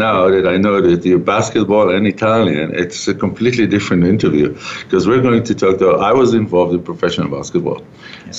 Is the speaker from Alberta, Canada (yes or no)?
yes; Calgary, Alberta, Canada; We're broadcasting back from Calgary, my hometown